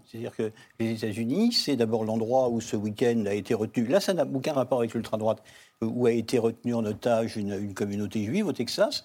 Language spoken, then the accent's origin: French; France; en tant que Français et en tant que Juif